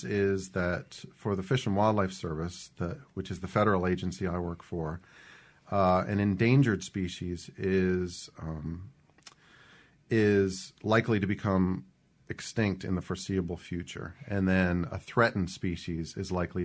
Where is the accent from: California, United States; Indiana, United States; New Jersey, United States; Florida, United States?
New Jersey, United States; moved away as an adult; also born or lived in South Carolina / New Hampshire; now in Mississippi, United States; I'm actually originally from New Jersey